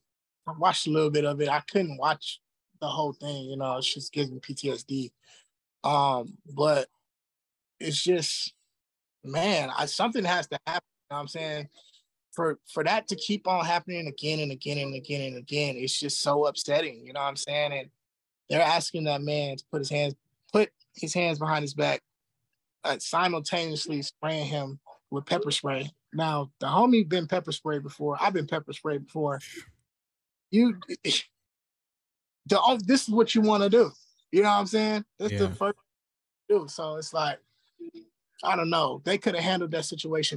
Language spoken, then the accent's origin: English; Los Angeles, California, United States; I'm from the East Side